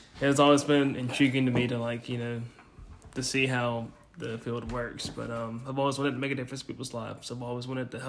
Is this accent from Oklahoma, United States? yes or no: no; Helena, Alabama, United States; I'm from Helena, Alabama